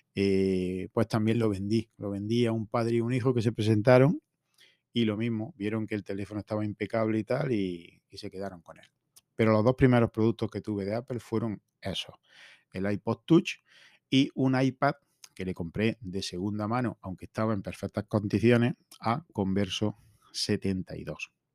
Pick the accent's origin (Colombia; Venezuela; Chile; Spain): Spain; his town near Linares, Jaén, Andalusia; ha sido feria en mi pueblo